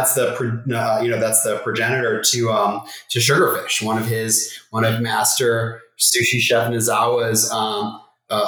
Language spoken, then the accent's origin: English; New York City, New York, United States; moved away as an adult; now in Los Angeles, United States; as a New Yorker